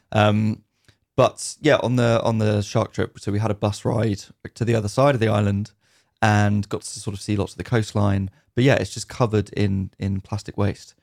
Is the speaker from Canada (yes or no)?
no; United Kingdom; definitely British